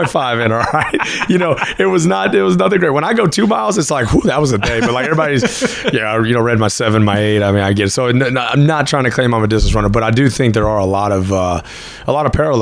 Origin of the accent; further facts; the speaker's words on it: Fort Worth, Texas, United States; accent: Texas; also born or lived in Cleburne, Texas; I was born in Fort Worth, grew up in Fort Worth, and then going into my junior year, my family moved down to Cleburne, just south of the Metroplex.